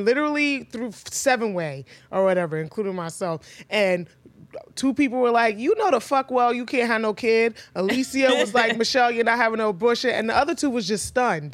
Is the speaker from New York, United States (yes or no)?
yes; New York City, New York, United States; I'm from the Bronx